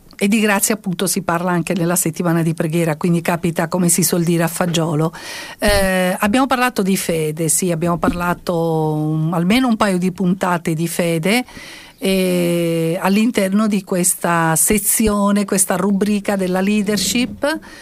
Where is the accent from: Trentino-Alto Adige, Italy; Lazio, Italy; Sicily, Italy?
Sicily, Italy; come siciliana